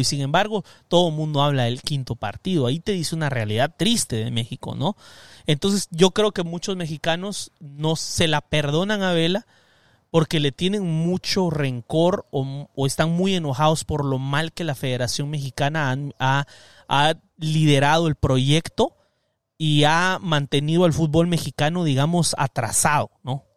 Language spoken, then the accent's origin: Spanish; Guatemala; now in Los Angeles, United States; soy Chapín